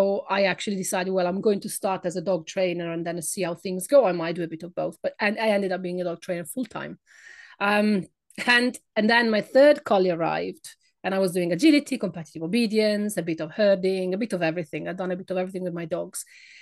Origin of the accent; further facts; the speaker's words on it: Italy; English is a second language; moved away as an adult; now in United Kingdom; by my accent. I am not British. I come from Italy